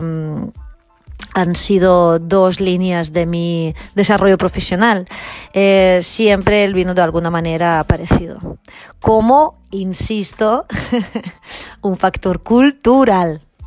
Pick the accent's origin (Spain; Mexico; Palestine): Spain; Catalonia; mi tierra Cataluña